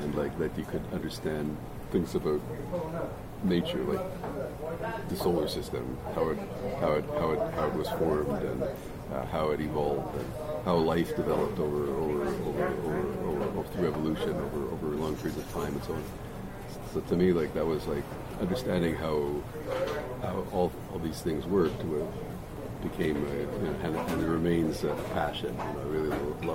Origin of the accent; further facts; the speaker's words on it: Montreal, Quebec, Canada; first language English; Here in Montreal, yeah. I grew up in Montreal.